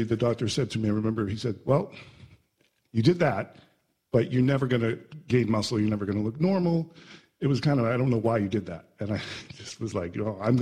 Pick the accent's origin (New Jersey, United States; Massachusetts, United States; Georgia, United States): Massachusetts, United States; Boston; moved away; also born or lived in New York City; I was raised in Boston